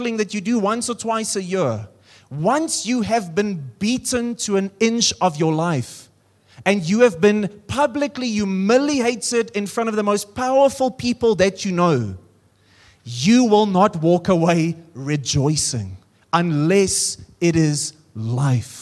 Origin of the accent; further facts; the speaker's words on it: Free State, South Africa; now in Pretoria, South Africa; I come from the Free State, and now I live in Pretoria.